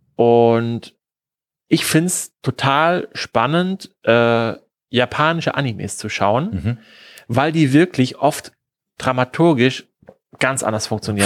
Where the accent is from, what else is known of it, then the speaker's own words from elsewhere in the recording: Germany; wir als Deutsche